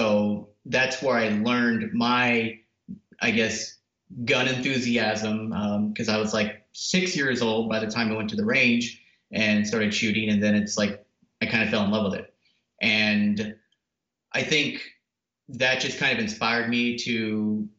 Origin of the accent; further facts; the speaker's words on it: Oxnard, California, United States; now in Arizona, United States; I'm originally from Oxnard, California, born and raised there.